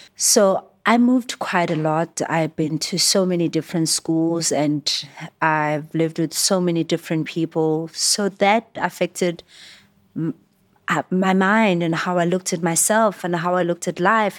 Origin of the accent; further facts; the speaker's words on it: Johannesburg, Gauteng, South Africa; I was born and raised in Alex